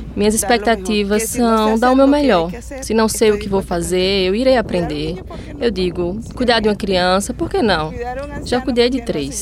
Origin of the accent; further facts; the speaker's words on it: Venezuela; Portuguese is a second language; moved away as an adult; now in Paraíba, Brazil; quando saí da Venezuela